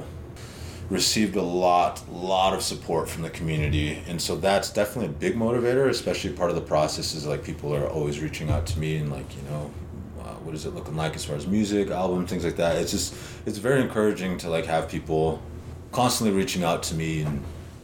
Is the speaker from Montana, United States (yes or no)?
yes; Lodge Grass, Montana, United States; now in Lander, United States; my hometown, which was Lodgegrass, Montana